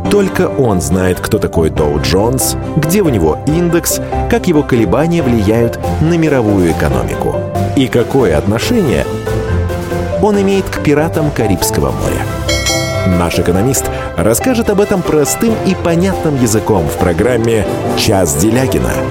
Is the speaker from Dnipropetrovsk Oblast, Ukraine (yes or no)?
yes; Dnipro, Dnipropetrovsk Oblast, Ukraine; born there; Я родился в Днепропетровске, Украинской Социалистической Советской Республике.